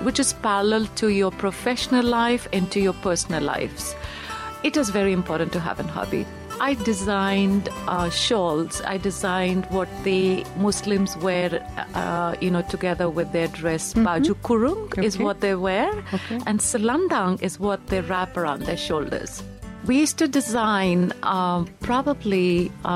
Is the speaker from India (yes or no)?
yes; India; moved away as an adult; I was very much born and brought up in India.